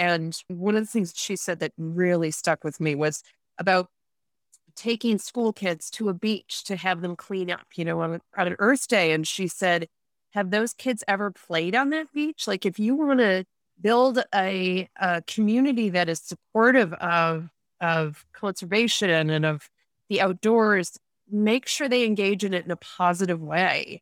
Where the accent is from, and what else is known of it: Rochester, New York, United States; born or raised there; moved away as an adult; also born or lived in Vienna / Munich